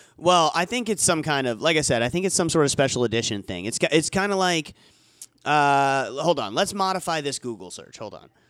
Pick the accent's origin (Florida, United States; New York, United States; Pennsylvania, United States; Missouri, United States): Florida, United States; now in Tennessee, United States; we're from Florida and, you know, I'm in Tennessee